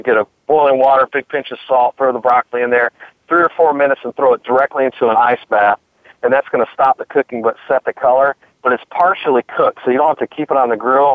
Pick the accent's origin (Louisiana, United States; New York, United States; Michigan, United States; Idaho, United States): Michigan, United States; now in North Carolina, United States; I'm originally from Michigan. I've lived in North Carolina for the past, you know, 30 plus years